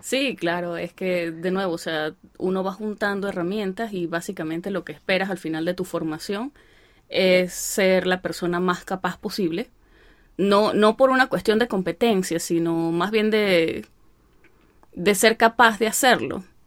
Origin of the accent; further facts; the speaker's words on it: Venezuela; moved away; ya somos muchos los venezolanos que estamos aquí